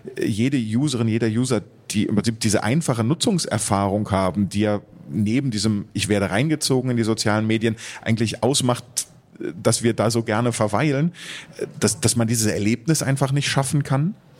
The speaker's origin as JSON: {"language": "German", "country": "Germany", "said": "bei uns in Deutschland"}